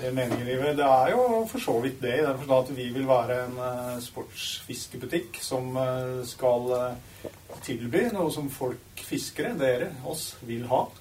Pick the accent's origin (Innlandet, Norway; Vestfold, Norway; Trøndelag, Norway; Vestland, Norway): Innlandet, Norway; Dokka; Jeg er jo vokst opp i litt grisgrendt strøk